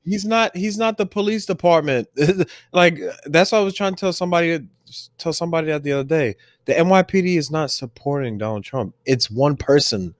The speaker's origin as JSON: {"language": "English", "town": "New York City", "region": "New York", "country": "United States", "tie": "born or raised there", "also_born_or_lived": "Staten Island", "said": "I was born in Brooklyn, I grew up in Brooklyn, and then moved to Staten Island"}